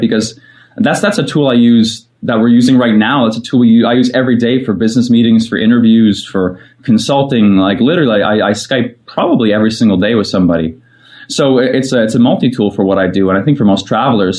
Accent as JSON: {"language": "English", "town": "Fredericton", "region": "New Brunswick", "country": "Canada", "tie": "born or raised there", "moved": "as an adult", "said": "I am back in the beautiful city of Fredericton, which is actually where I grew up"}